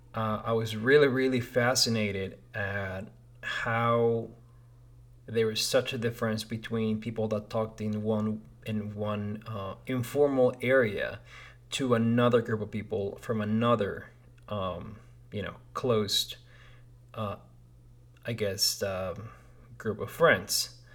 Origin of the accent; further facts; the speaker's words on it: Lima, Peru; moved away as an adult; now in United States; I was born in Lima, Peru